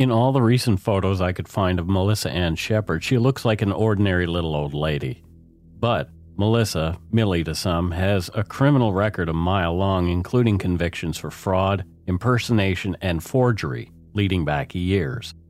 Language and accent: English; Canada; We are ordinary Canadian schmucks